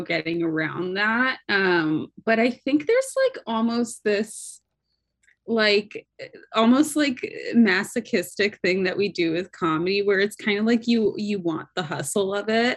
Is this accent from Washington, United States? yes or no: yes; Seattle, Washington, United States; moved away; I'm from Seattle